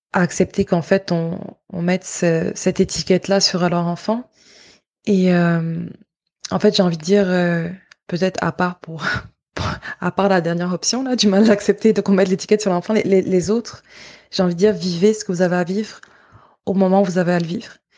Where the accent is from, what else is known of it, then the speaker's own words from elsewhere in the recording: Côte d’Ivoire; moved away; de là où je viens, en Côte d'Ivoire